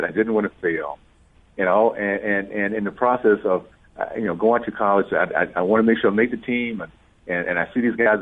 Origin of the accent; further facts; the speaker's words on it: Deep South, United States; I grew up in the Deep South in the 60s